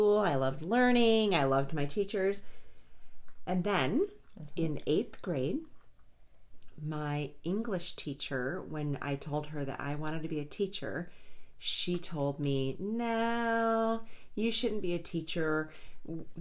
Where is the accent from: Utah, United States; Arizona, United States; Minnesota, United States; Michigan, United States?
Michigan, United States; also born or lived in Massachusetts; now in Denver, United States; I was actually born in Massachusetts, but raised in Michigan